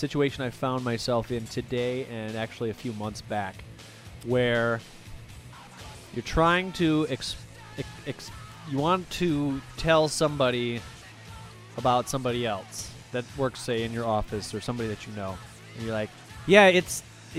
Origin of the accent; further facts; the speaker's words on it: New Jersey, United States; From New Jersey.